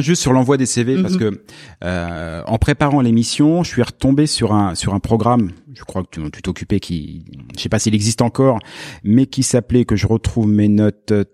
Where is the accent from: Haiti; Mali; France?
France; moved away as an adult; now in Quebec, Canada; comme moi, on vient de France